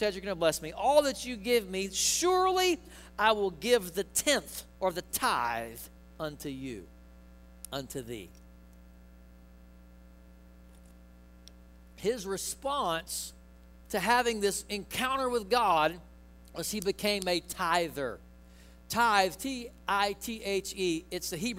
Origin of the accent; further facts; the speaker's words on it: Mississippi, United States; I'm from Mississippi